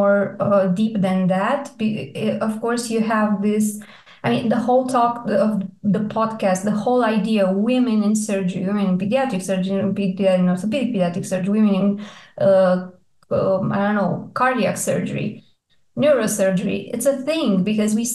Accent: Iași, Iași County, Romania; moved away as an adult; now in Bucharest, Romania; I did my med school in Iași. It's my hometown.

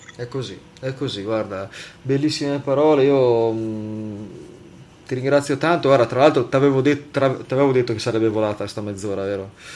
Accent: Liguria, Italy; da buon ligure

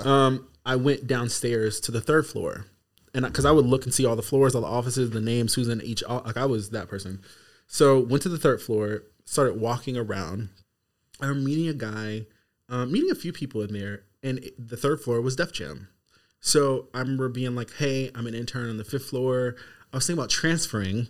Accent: Seattle, Washington, United States; now in Los Angeles, United States; I'm from Seattle.

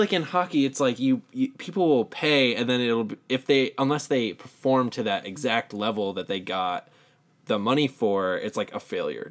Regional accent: Southern California, United States; We're both from Southern California

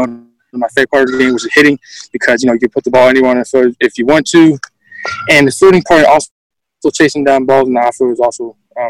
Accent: North Carolina, United States; I'm from Canarias, North Carolina. I'm in ninth grade.

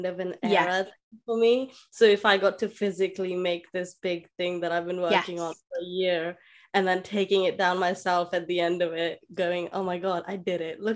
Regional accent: Delhi, India; I'm from India, Delhi specifically

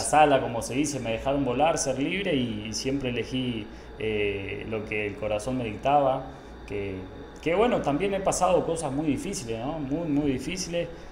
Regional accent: Puerto Iguazú, Misiones, Argentina; moved away as an adult; now in Guatemala; me crié en, en Puerto Iguazú Misiones

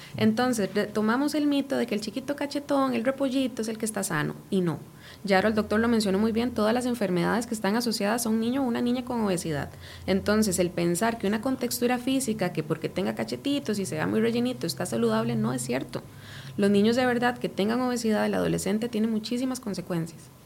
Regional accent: Costa Rica; nosotros como ticos

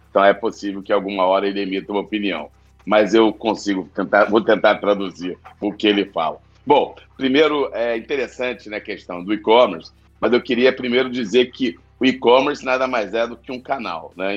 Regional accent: Rio de Janeiro, Brazil; accent: carioca; eu sou carioca, é, deram para perceber pelo sotaque.

